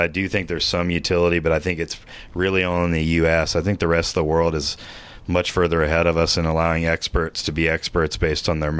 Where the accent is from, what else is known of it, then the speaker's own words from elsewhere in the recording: Austin, Texas, United States; I grew up in Austin, the mold capital of the United States